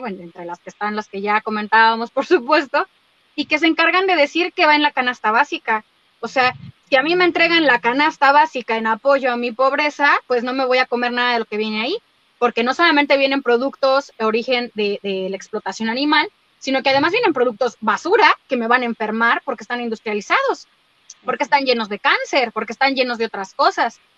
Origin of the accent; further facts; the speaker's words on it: Mexico; yo soy mexicana, habito en este país por ahora